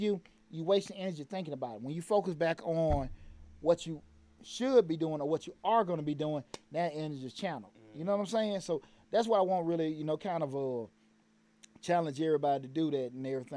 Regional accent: Atlanta, Georgia, United States; growing up in Bankhead

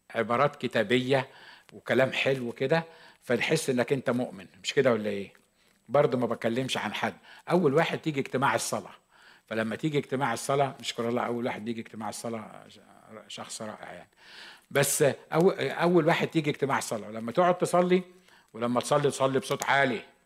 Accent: Egypt; moved away as an adult; now in United States; أنا مصري

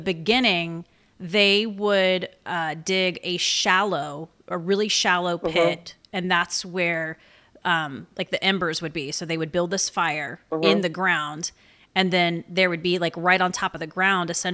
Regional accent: the South, United States; accent: Southern; my Southern accent's coming out real big

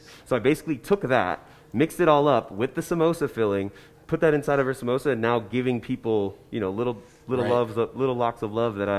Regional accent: New Jersey, United States; I'm from New Jersey.

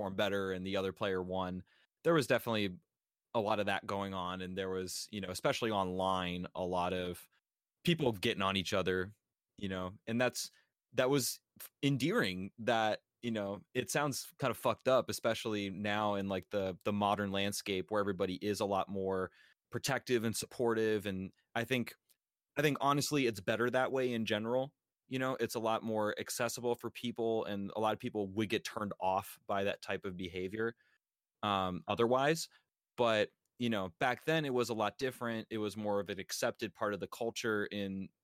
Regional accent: Northeast, United States; growing up in the Northeast

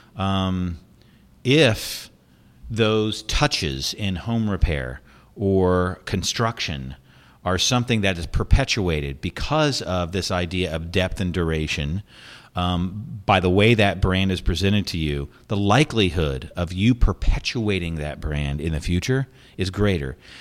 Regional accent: United States; moved away; as an American

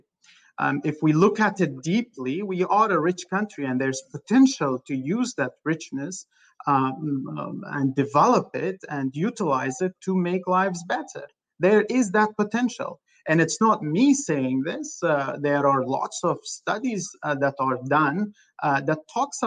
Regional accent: Afghanistan; now in Los Angeles, United States

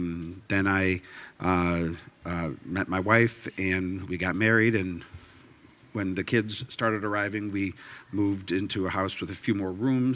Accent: Toledo, Ohio, United States; also born or lived in San Diego / Milwaukee / Michigan; I was born in San Diego simply because my dad was in the Navy. But as soon as he was discharged, we moved to Toledo. And I think I was 3 months old or 4 months old. And I've been a Toledoan ever since, with the exception of collegiate stays.

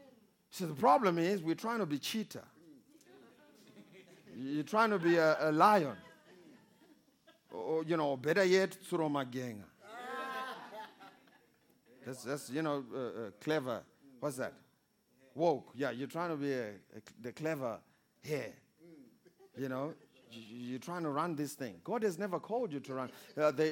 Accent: Kwekwe, Midlands, Zimbabwe; I was born in Zimbabwe, small country of Zimbabwe, in a small town called Kwekwe

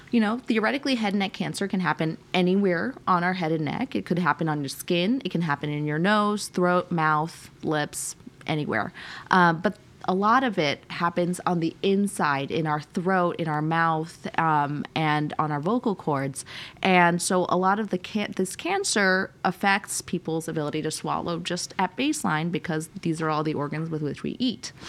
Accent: United States; We grew up kind of all over the United States, um, but uh, most recently, my parents are in New York, and I did a lot of my training on the East Coast.

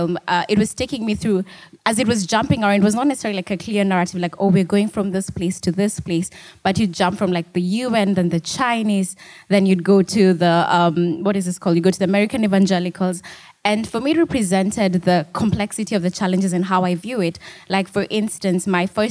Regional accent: Nairobi, Kenya; moved away; also born or lived in South Sudan; I'm like from South Sudan, and I did not necessarily grow up in South Sudan. I grew up in Nairobi

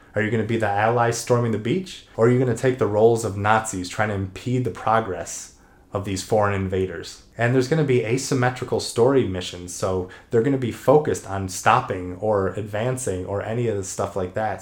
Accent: Cleveland, Ohio, United States; also born or lived in Columbus, Ohio; I was born in Cleveland, Ohio, and I went to the Ohio State University

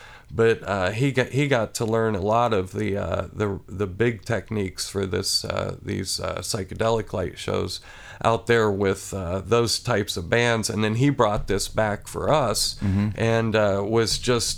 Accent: Athens, Ohio, United States; also born or lived in Xenia, Ohio; I moved here when I was 3, and I grew up on a large farm outside of Athens

